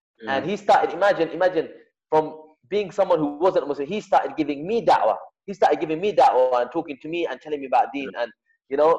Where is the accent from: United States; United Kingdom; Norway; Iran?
United Kingdom; London; moved away; also born or lived in Nottingham; I'm from London and I went and lived up in Nottingham, living alone, you know, coming from a Pakistani family